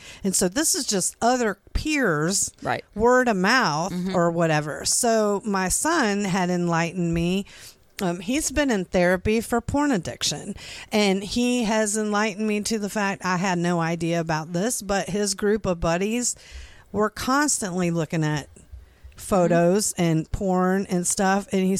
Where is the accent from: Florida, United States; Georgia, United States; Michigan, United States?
Florida, United States; because when we moved here from Florida, we lived here for like a year in 2000, and for the first time ever my kids rode a bus to school